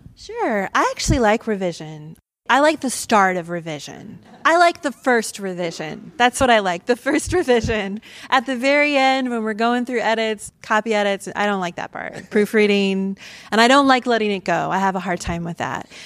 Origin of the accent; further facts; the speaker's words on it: Mansfield, Ohio, United States; moved away as an adult; also born or lived in Athens County, Ohio / New York / California / Michigan; I grew up in Mansfield, Ohio, home of the Shawshank Redemption